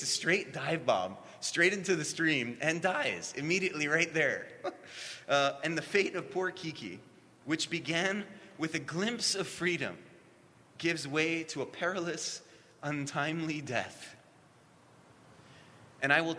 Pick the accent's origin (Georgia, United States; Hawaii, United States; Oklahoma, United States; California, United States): Hawaii, United States; And we grew up in Hawaii